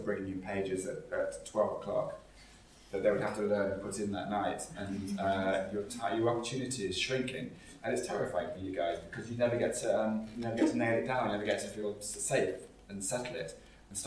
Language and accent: English; Nottinghamshire, East Midlands, United Kingdom; moved away as an adult; also born or lived in Kennington, London; now in London, United Kingdom; my hometown in Nottinghamshire